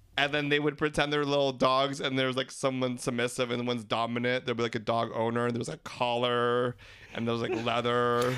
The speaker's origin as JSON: {"language": "English", "country": "Philippines", "said": "We're three Filipino gay guys"}